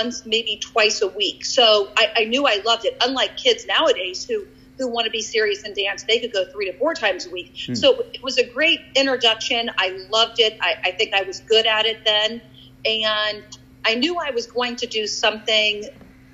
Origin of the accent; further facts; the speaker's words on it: Lima, Ohio, United States; I graduated or went to Shawnee High School